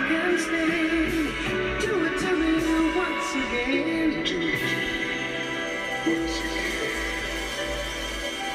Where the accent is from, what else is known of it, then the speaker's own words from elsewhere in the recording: Detroit, Michigan, United States; I'm from Detroit